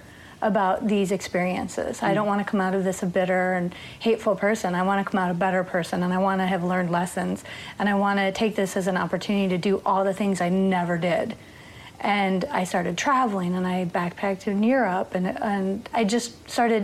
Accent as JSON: {"language": "English", "town": "Waukegan", "region": "Illinois", "country": "United States", "tie": "born or raised there", "also_born_or_lived": "Las Vegas / New York", "moved": "yes", "lives_now": "Los Angeles, United States", "said": "I was born and raised in Waukegan, Illinois, which is about 40 miles north of Chicago."}